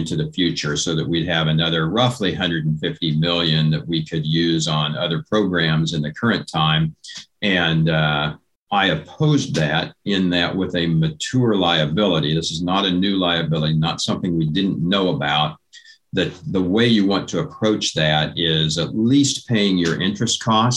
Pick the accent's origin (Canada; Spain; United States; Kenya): United States; Assaria, Kansas; being a fifth generation farmer where I grew up in Assyria. So I am still on the farm there at this point